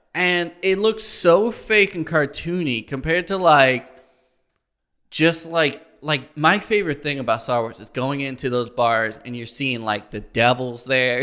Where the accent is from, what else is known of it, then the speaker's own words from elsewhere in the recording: Illinois, United States; moved away; my hometown of Illinois